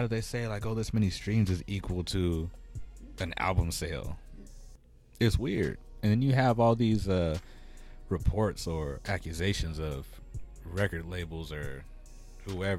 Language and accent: English; San Diego, California, United States; now in Phoenix, United States; I'm from Cali